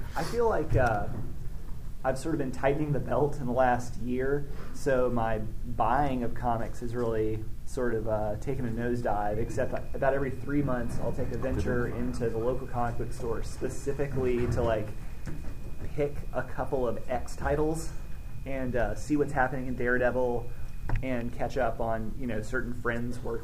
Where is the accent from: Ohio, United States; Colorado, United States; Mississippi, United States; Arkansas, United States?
Arkansas, United States; I grew up in Arkansas, more or less